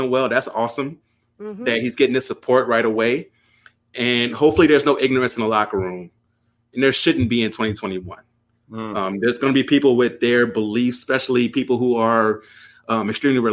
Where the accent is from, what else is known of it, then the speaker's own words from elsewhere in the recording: Louisiana, United States; growing up in Louisiana